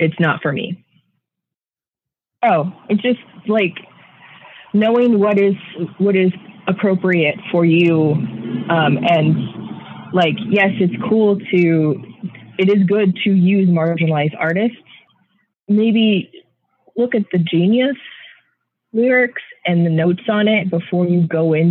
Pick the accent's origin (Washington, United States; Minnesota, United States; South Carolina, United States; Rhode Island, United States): Washington, United States; Renton; now in San Francisco, United States; I was born a mile from here